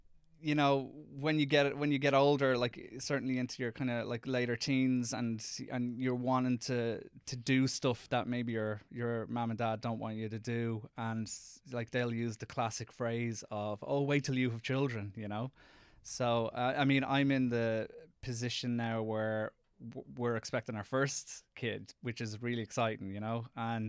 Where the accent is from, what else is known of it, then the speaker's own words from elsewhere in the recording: Ireland; accent: Irish; No, I go in speaking in my Irish accent, which probably isn't the greatest thing.